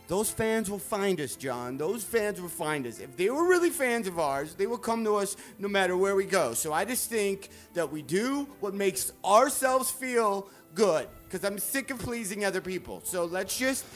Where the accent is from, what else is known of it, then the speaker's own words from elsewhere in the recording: Detroit, Michigan, United States; moved away; doing my shows in my hometown of Detroit